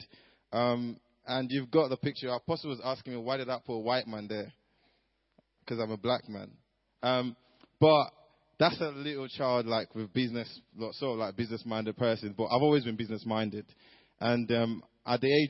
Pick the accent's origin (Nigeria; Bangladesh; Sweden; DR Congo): Nigeria; moved away; growing up in Nigeria